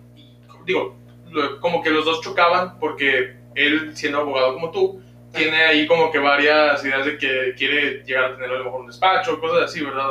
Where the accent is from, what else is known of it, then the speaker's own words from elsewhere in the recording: Mexico; nosotros como mexicanos